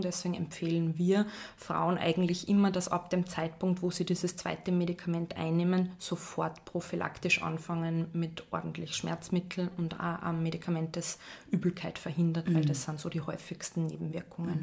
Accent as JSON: {"language": "German", "region": "Salzburg", "country": "Austria", "also_born_or_lived": "Vienna", "moved": "yes", "said": "ich bin ursprünglich Salzburgerin"}